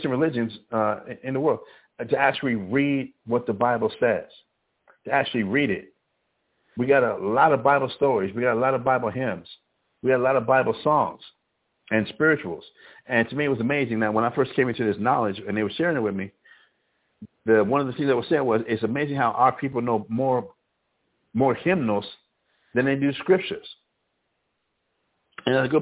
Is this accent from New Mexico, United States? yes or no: yes; Albuquerque, New Mexico, United States; I grew up in the Northeast Heights of Albuquerque